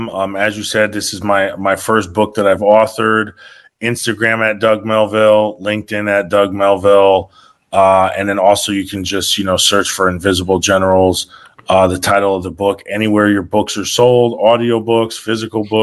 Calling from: Switzerland; I'm actually live from Switzerland right now.

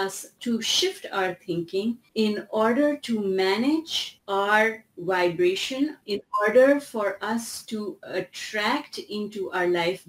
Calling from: Toronto, Ontario, Canada; Toronto. Canada.

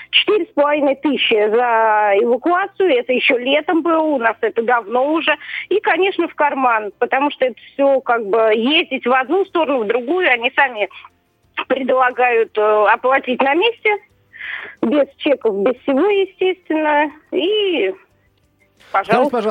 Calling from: Saratov, Saratov Oblast, Russia; А, я звоню вам из Саратова, вот хотела бы тоже рассказать.

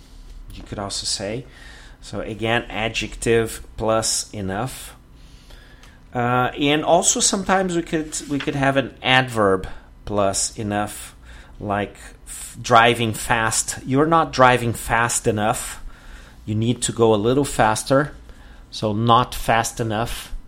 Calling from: Porto Alegre, Rio Grande do Sul, Brazil

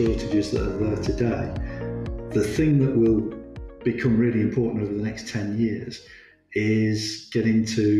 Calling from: Stratford-upon-Avon, West Midlands, United Kingdom; I'm based in the Midlands, just by Stratford-on-Avon.

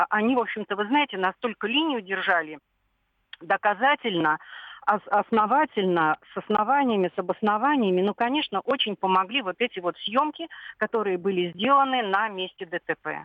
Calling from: Belgorod, Belgorod Oblast, Russia; …, я из Белгорода.

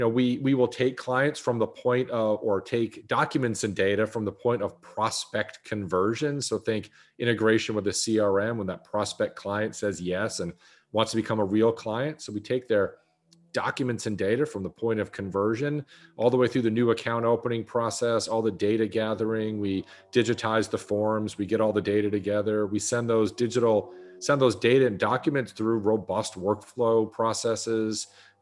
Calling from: Dallas, Texas, United States; I'm calling in from Dallas, Texas. So it is gray and 39 here in Dallas, Texas.

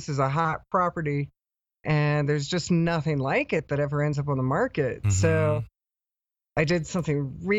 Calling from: Ecuador; I'm actually calling from Ecuador right now.

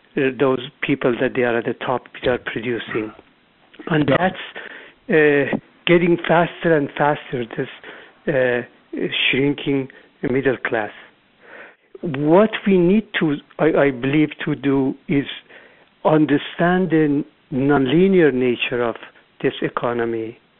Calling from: Irvine, California, United States; I'm calling from Southern California, Irvine.

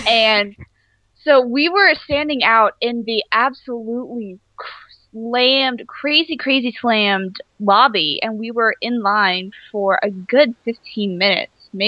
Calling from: Seattle, Washington, United States; Seattle, Washington. It's raining again.

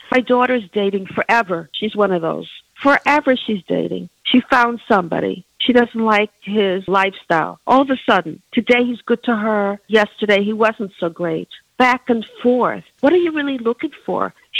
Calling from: New Jersey, United States; I'm calling from New Jersey

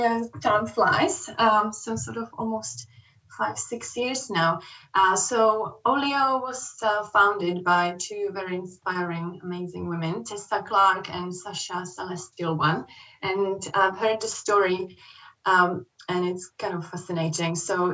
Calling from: Jersey; I'm calling from Jersey, Channel Islands.

